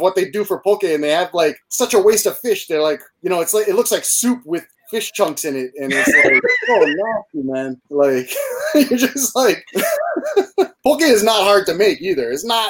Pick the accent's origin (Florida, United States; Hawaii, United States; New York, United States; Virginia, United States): Hawaii, United States; also born or lived in Boston; I'm from Hawaii.